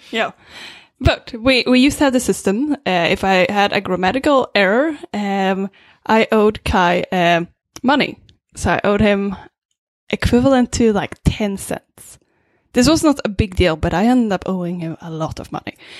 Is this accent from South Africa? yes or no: no; Sweden; English is a second language; now in Vancouver, Canada; I'm originally from Sweden